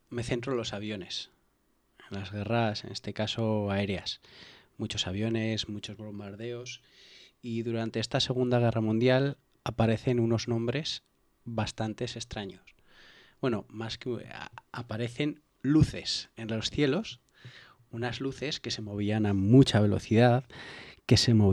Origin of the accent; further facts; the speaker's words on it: La Rioja, Spain; yo soy riojano